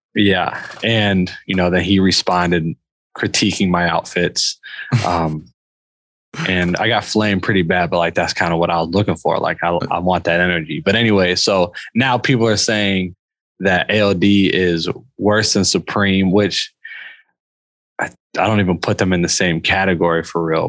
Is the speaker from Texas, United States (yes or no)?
no; Indiana, United States; I'm from Indiana, man. I know about corn